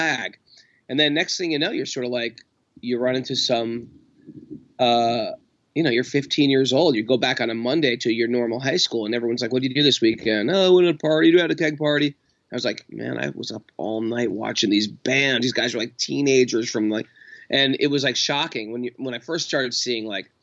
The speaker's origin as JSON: {"language": "English", "town": "Danbury", "region": "Connecticut", "country": "United States", "tie": "born or raised there", "said": "By the time I hit 10th grade growing up in Danbury, Connecticut"}